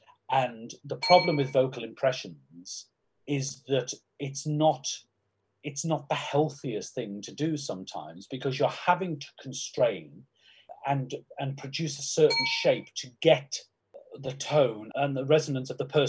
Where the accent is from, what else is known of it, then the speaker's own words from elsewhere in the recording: Crosby, North West England, United Kingdom; because I'm from Crosby in Liverpool, which is the borough of Sefton Council